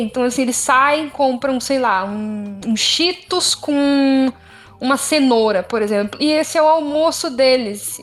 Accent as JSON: {"language": "Portuguese", "region": "São Paulo", "country": "Brazil", "moved": "yes", "said": "eu sou de São Paulo"}